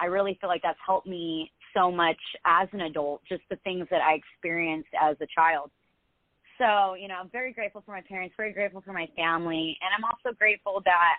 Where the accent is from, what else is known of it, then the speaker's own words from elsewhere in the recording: New Jersey, United States; born there; also born or lived in Dallas / Houston / Dana Point; I mean, I had moved around a lot, so I was born in New Jersey. I'd lived in Dallas, Houston, and then Dana Point.